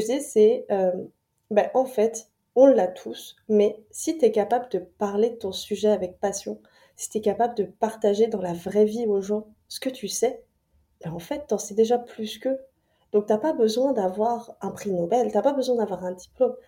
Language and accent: French; France; moved away as an adult; now in Montreal, Canada; moi je suis française expatriée à, Montréal depuis, euh, depuis 2020